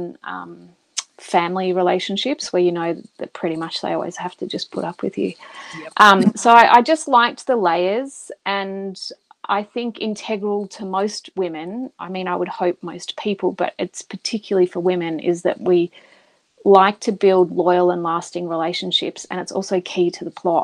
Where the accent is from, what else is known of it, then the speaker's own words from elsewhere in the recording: Australia; we're both Australian